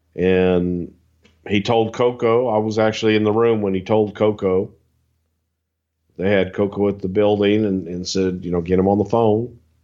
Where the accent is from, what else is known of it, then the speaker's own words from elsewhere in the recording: the South, United States; I'm from the South